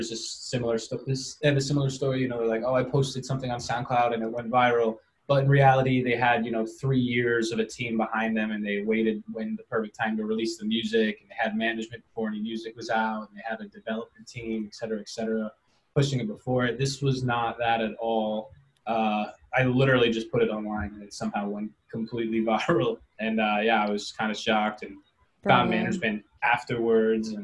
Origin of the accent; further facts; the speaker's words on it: New York City, New York, United States; also born or lived in Los Angeles; I'm just a New Yorker who was making beats for a while for kids around my neighborhood